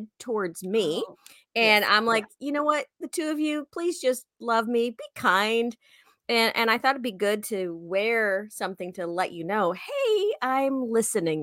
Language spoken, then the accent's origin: English; Chicago, Illinois, United States; we went to Indiana quite a bit because I'm from the Chicago area